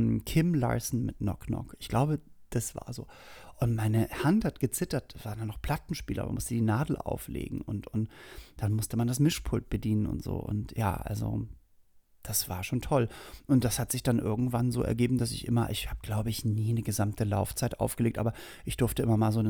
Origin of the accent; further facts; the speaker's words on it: Hamburg, Germany; Also, und es gab bei uns in Hamburg-Langhorn, was nämlich nicht weit, wie gesagt, von Norderstedt war, gab es das Skateland.